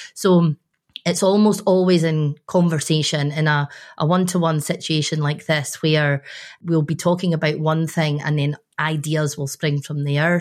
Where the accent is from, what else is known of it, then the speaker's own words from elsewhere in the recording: Scotland, United Kingdom; I'm a Scottish woman